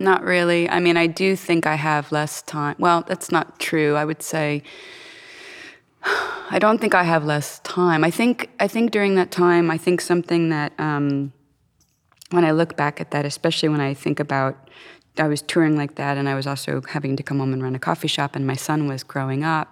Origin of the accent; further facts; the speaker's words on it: Florida, United States; moved away as an adult; also born or lived in Cincinnati; I was born and raised in Florida